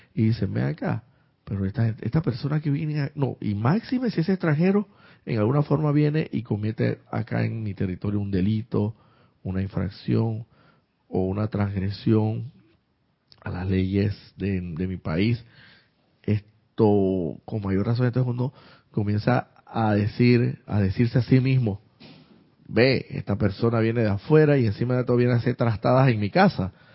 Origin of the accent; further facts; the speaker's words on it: Santiago de Veraguas, Veraguas, Panama; paisana, también yo soy de Santiago de Veraguas.